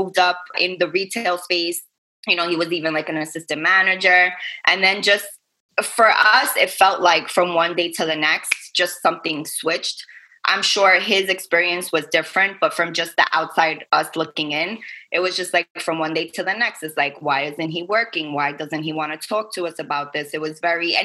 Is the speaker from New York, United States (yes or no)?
yes; New York City, New York, United States; moved away as an adult; now in Staten Island, United States; I am from Brooklyn, born and raised, but my family and I, we actually live out on Staten Island now for a few years